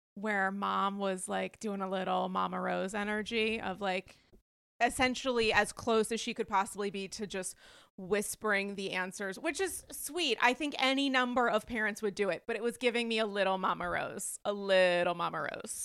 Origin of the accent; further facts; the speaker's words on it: Rhode Island, United States; I'm from Rhode Island